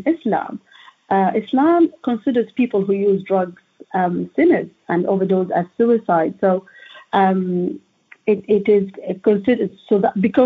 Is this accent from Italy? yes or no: no; Oman; moved away as an adult; now in London, United Kingdom; So I am an international PhD student, actually. I'm from Oman.